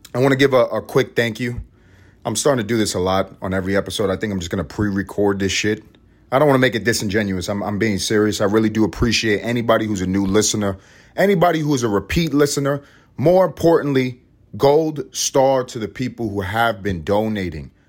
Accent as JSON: {"language": "English", "country": "United States", "said": "we are American"}